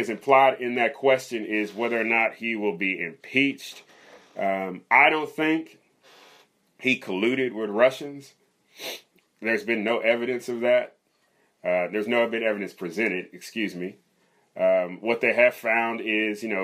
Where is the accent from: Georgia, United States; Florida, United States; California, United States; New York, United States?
California, United States; Riverside; also born or lived in Louisville, Kentucky; So I was born in Kentucky, lived there till I was 10, Louisville, Kentucky. And then me and my family, when I was 10, we moved to Southern California, Riverside. And that's where I grew up